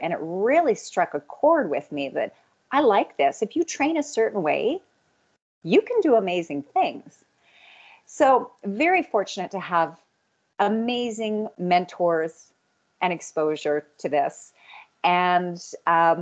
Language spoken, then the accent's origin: English; Red Deer, Alberta, Canada; now in Calgary, Canada; I grew up outside of Red Deer